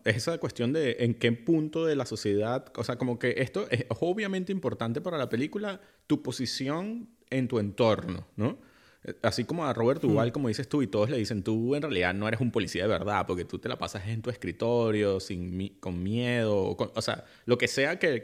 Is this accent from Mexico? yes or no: no; Venezuela; en mi país Venezuela